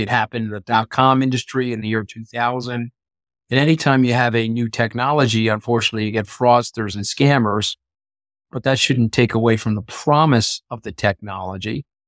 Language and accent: English; New York, United States; I'm a New Yorker